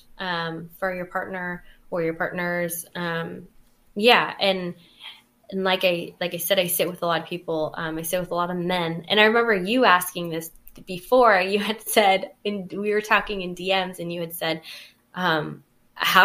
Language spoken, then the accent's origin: English; California, United States; I'm from California, and as a culturally responsible therapist